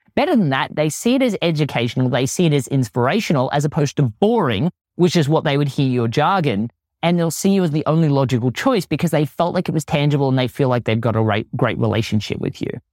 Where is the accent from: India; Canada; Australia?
Australia; accent: Australian; my Australian accent always plays up